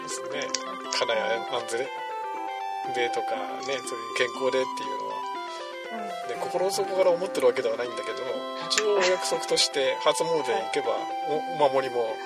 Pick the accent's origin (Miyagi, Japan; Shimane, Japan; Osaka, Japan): Shimane, Japan; Izumo; moved away; 出雲出身